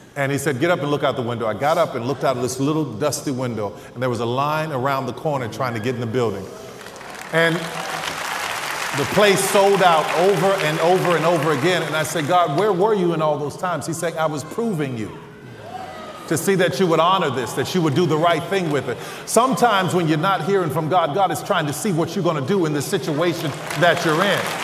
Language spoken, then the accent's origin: English; New Orleans, Louisiana, United States; I'm from New Orleans